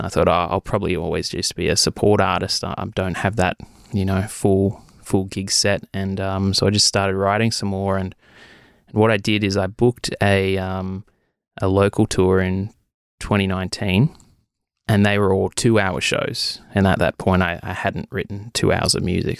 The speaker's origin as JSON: {"language": "English", "town": "Wagga Wagga", "region": "New South Wales", "country": "Australia", "tie": "born or raised there", "moved": "as an adult", "lives_now": "Albury, Australia", "said": "I was born in Wagga. I lived in Wagga for twenty-three years."}